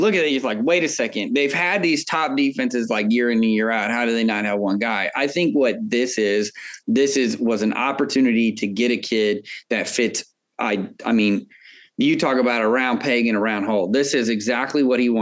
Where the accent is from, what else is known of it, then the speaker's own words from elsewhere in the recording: Kansas City, Missouri, United States; I'm from Kansas City